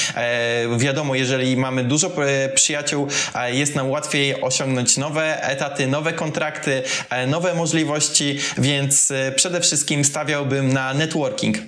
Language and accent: Polish; Kuyavian-Pomeranian Voivodeship, Poland; moved away as an adult; also born or lived in Tricity / Gdynia; ja w ogóle pochodzę z małej miejscowości w Kujawsko-Pomorskim